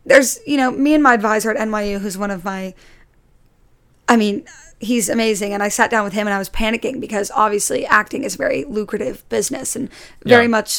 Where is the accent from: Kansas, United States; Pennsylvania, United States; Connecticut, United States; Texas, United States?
Connecticut, United States; also born or lived in Jacksonville, Florida / New York City; now in New York, United States; Yeah, and I grew up like outside of New York City, so I grew up in Connecticut, and I would always like go into the city